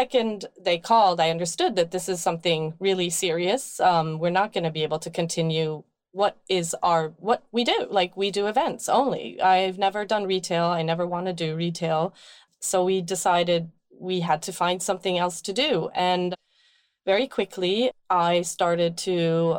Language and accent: English; Sweden; now in Brooklyn, United States; growing up in Sweden, we would just go out on the field and pick forage